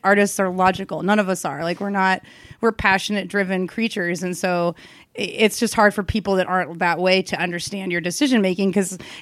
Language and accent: English; Kansas City, United States; born or raised there